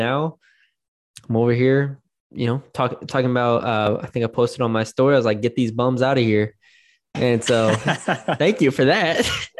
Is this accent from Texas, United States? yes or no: yes; San Antonio, Texas, United States; y'all know I'm from San Antonio.